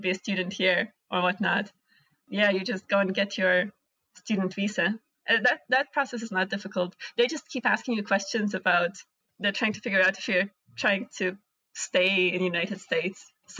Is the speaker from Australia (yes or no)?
no; Latvia; born there; English is a second language; since I was born in Latvia, I'm a citizen of a European Union, so I can study anywhere in Europe.